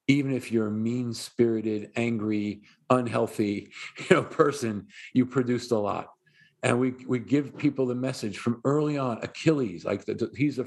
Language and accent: English; New York City, New York, United States; not going to stop being a New Yorker